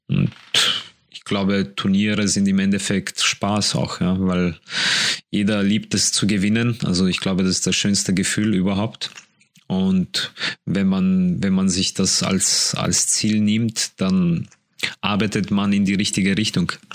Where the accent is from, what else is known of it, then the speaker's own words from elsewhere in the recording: Poland; now in Vienna, Austria; ich komme aus Polen